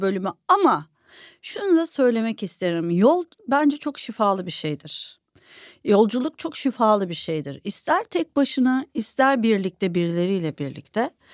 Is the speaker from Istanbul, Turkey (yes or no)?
no; İzmir, Turkey; bir İzmirli olarak